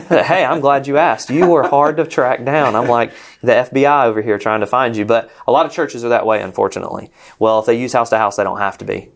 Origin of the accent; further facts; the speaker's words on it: Rome, Georgia, United States; moved away as an adult; also born or lived in Jacksonville; we're from Rome, Georgia, close to Atlanta, and that's our hometown.